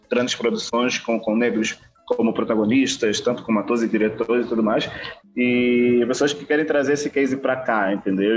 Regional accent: Bié, Angola; moved away as an adult; now in Brazil; sou de Angola, é, propriamente dito do, do BIE. É, moro no Brasil desde 2008

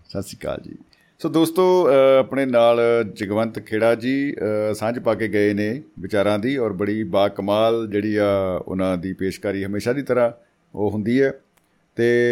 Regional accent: Malwa, India; moved away; also born or lived in Doaba; ਮੇਰਾ ਪਿਛੋਕੜ ਮਾਲਵੇ ਦਾ ਸੀ

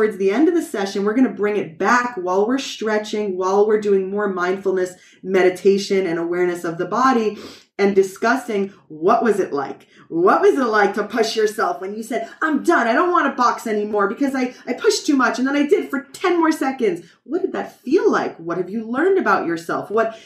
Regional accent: New York, United States; first language English; moved away as an adult; now in Israel; my native language, as you see, is English, and I'm from New York

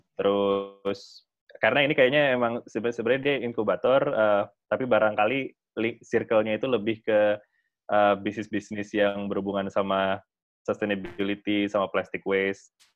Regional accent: Setiabudi, South Jakarta, Indonesia; dulu waktu gua kecil banget itu gua ingat kayaknya me-, pernah, eh, dulu, eh, gua masih tinggal di daerah Setiabudi

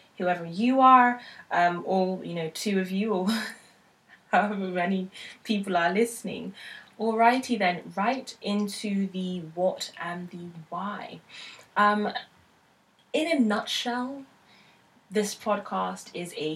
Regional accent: United Kingdom; also born or lived in Nigeria (heritage); now in London, United Kingdom; I am Nigerian British.

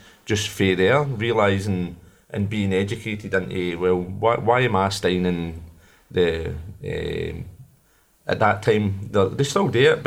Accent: Glasgow, Scotland, United Kingdom; also born or lived in Pollok; growing up in Glasgow

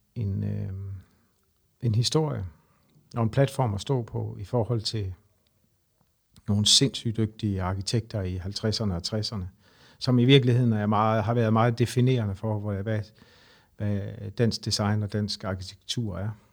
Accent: Horsens, Central Denmark Region, Denmark; now in Copenhagen, Denmark

